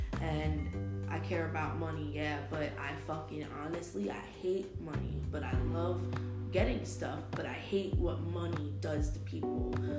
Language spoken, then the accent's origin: English; New Jersey, United States; now in Florida, United States; I live in Florida. No, I'm from New Jersey.